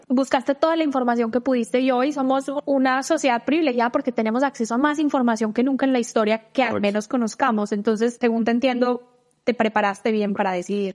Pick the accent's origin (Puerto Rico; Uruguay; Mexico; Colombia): Colombia; moved away as an adult; now in United States; yo ya salí de Colombia desde hace 10 eh, años